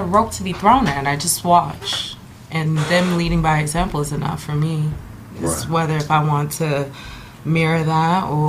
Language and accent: English; Ontario, California, United States; also born or lived in Los Angeles, California / Corona, California / Washington, D.C.; I grew up in Ontario.